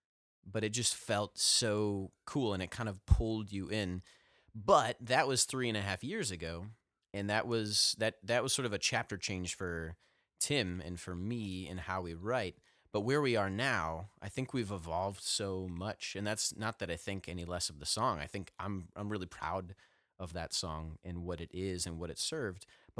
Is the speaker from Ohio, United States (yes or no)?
yes; Ohio, United States; now in Nashville, United States; when I moved down here to Nashville from Northeast Ohio, where we all hail from, the greater northern, eastern, northeastern Ohio area.